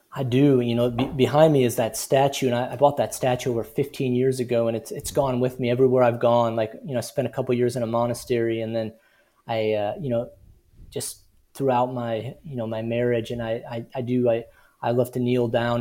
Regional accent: Midwest, United States; I grew up in the Midwest

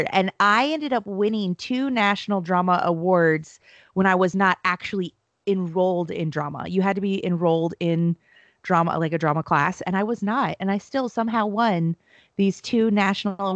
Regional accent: California, United States; Technically, I'm from Southern California.

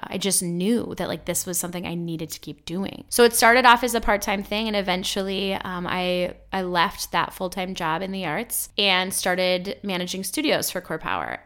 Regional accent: Midwest, United States; I grew up in the Midwest

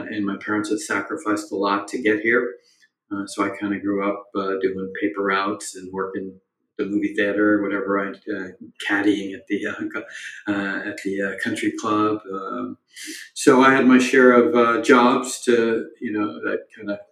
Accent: Boston, Massachusetts, United States; I grew up in Boston in the 70s and 80s as the child of Indian immigrants

